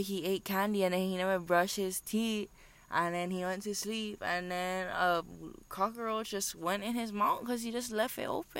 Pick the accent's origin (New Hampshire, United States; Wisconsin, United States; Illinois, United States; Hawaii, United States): Hawaii, United States; Hauula; They don't know that I'm from Haula. They don't know my roots.